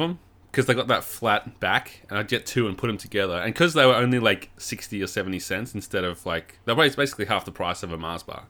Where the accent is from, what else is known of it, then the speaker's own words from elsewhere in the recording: Warrnambool, Victoria, Australia; my hometown of Warrnambool